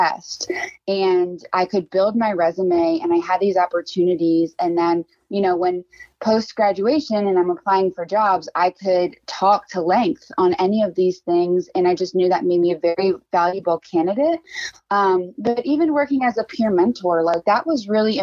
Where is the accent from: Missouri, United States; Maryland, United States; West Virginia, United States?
Maryland, United States; Westminster; I grew up in Carroll County. I'm from Westminster.